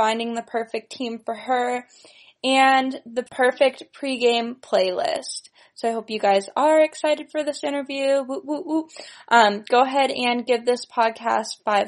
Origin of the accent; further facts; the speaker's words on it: Livermore, California, United States; I'm from, like, the Livermore area